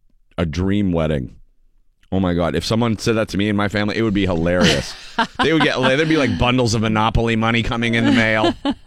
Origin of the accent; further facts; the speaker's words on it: Erie, Pennsylvania, United States; I grew up in Erie